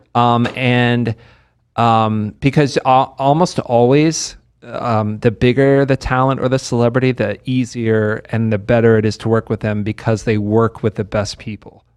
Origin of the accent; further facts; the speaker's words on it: Lexington, Kentucky, United States; also born or lived in West Virginia; now in Las Vegas, United States; I grew up in Lexington mainly, which is a, it's a great place to live, Lexington, Kentucky